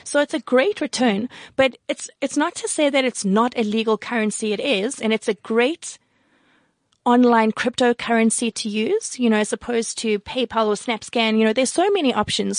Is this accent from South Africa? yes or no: yes; South Africa; I'm from South Africa